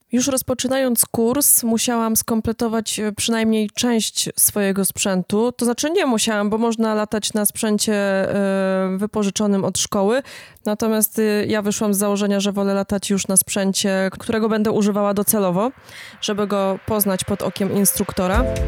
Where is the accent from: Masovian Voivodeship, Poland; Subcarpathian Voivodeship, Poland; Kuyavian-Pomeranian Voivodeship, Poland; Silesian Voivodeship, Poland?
Silesian Voivodeship, Poland; Jastrzębie-Zdrój; now in Dąbrowa Górnicza, Poland; pochodzę z Jastrzębia Zdroju, ale od kilkunastu lat mieszkam w Zagłębiu Dąbrowskim, a konkretnie w Dąbrowie Górniczej